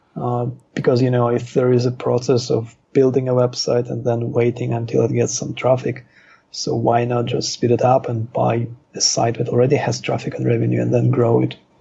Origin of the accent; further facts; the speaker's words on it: Moscow, Russia; also born or lived in Israel; now in Thailand; I was born in Moscow, and then our family emigrated to Israel.